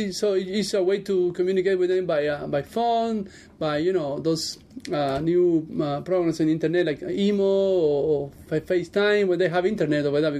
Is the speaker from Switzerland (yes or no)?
no; Cuba; moved away as an adult; now in Las Vegas, United States; Born and raised in Cuba.